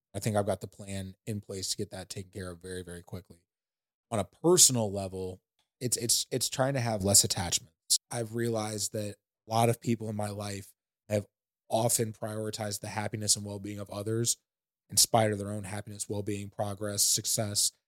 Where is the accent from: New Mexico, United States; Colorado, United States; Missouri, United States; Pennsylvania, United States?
Missouri, United States; St. Louis; I come from Saint Louis